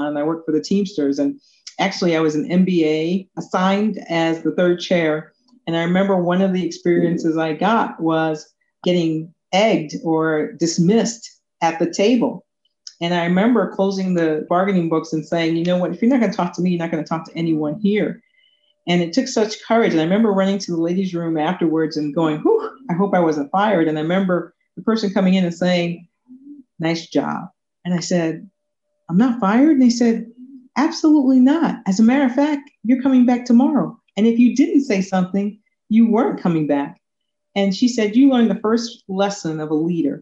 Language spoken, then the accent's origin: English; New York, United States; born or raised there; also born or lived in Kingston, Jamaica